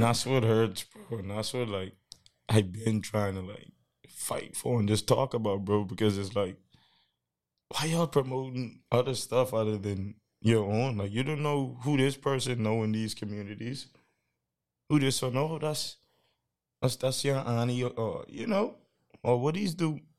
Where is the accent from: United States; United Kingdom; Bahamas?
Bahamas; I'm from the Bahamas